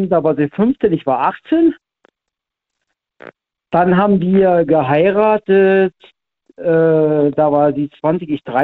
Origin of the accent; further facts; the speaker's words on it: Baden-Württemberg, Germany; also born or lived in Hannover; ich komme ja eigentlich aus Hannover, bin in Baden-Württemberg groß geworden